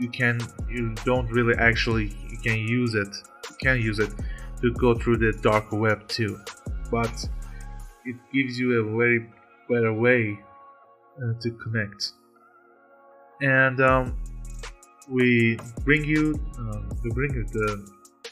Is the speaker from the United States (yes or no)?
no; Iran; I'm from Iran